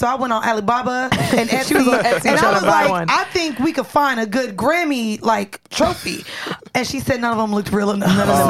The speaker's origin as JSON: {"language": "English", "region": "Florida", "country": "United States", "moved": "yes", "said": "I'm from Florida."}